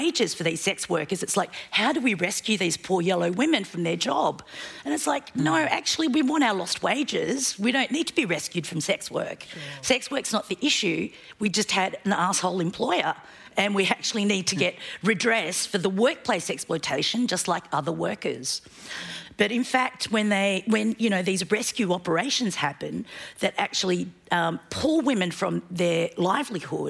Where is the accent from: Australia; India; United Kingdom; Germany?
Australia; also born or lived in Korea; I was born in Korea and I migrated to Australia. Having studied and grown up in Australia